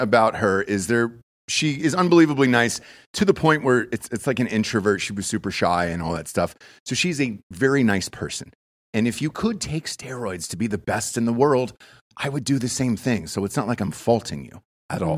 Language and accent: English; Georgia, United States; now in Austin, United States; I grew up in Georgia most of my life